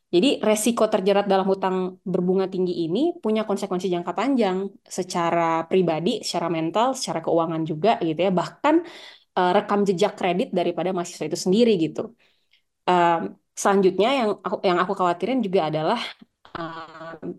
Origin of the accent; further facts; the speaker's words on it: Gorontalo, Indonesia; di Gorontalo di daerah saya